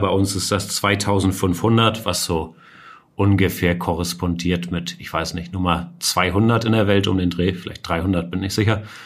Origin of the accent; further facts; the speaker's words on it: Hamburg, Germany; ich bin Hamburger, beide Eltern Deutsche